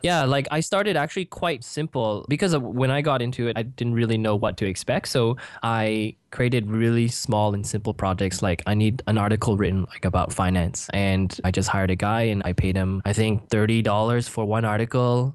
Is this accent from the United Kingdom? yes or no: no; Canada; moved away as an adult; now in Singapore; I'm originally from Canada. I grew up there